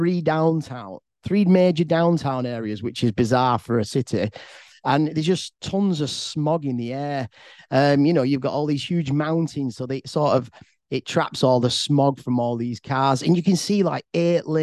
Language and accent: English; England, United Kingdom; I'm from England